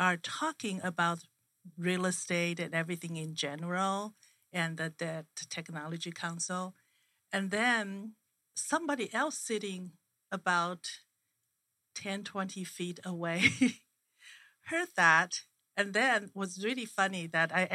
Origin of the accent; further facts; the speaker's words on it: Taiwan; now in Phoenix, United States; I'm from Taiwan